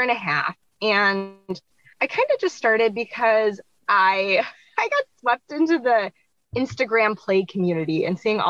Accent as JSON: {"language": "English", "region": "Minnesota", "country": "United States", "said": "I am from Minnesota in the United States"}